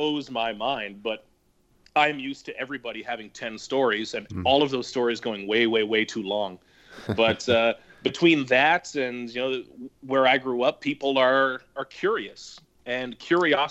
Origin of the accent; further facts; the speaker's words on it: Nova Scotia, Canada; moved away as an adult; also born or lived in Halifax; now in Toronto, Canada; originally when I was growing up in Nova Scotia, a small town